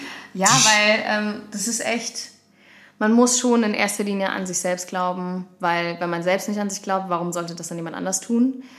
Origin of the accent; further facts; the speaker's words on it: Kirchhasel, Hesse, Germany; ich komme ja eigentlich gebürtig aus Kirchhasel